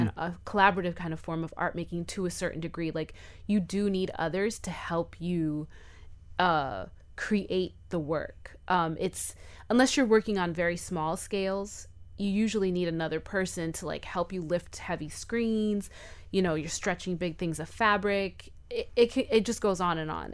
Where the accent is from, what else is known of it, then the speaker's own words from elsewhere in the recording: Miami, Florida, United States; we're from Miami